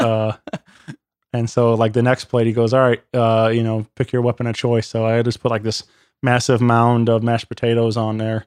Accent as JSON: {"language": "English", "town": "Wentzville", "region": "Missouri", "country": "United States", "tie": "born or raised there", "said": "born and raised in Wentzville, Missouri"}